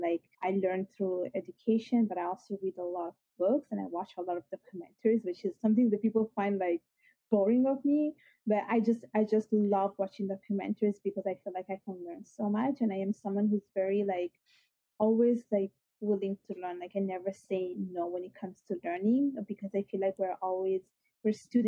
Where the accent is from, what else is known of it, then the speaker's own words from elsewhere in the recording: Italy; accent: Italian; English is a second language; also born or lived in Bangladesh (ancestry); now in Canada; I was born and raised in Italy, and my parents are from Bangladesh